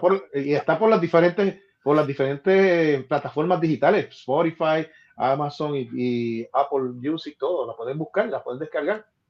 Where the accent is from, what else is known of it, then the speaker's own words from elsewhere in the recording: Ponce, Puerto Rico; en el Carnaval de Ponce, mi ciudad natal